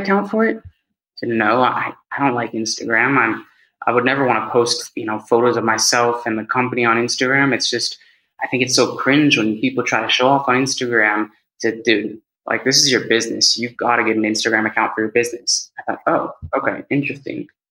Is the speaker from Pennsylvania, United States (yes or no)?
no; Bay Area, California, United States; first language English; moved away as an adult; also born or lived in Mexico; now in Madrid, Spain; I am from the Bay Area, uh, born and raised. I'm in Madrid, Spain now